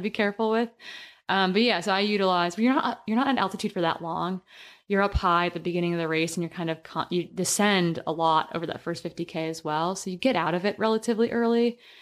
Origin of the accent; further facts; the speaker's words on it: Wisconsin, United States; I grew up in the Midwest and we were kind of required to do three sports growing up, but kept us out of trouble in Wisconsin in the small town